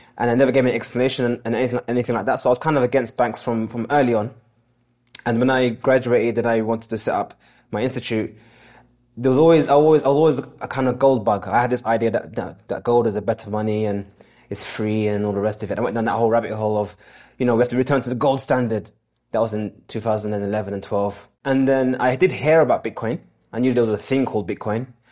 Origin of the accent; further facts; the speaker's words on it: London, United Kingdom; born and raised in London